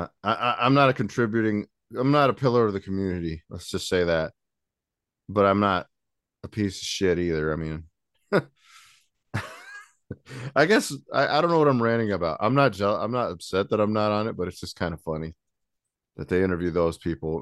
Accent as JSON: {"language": "English", "town": "Goshen", "country": "United States", "tie": "born or raised there", "said": "I was born and raised in Goshen, still live here."}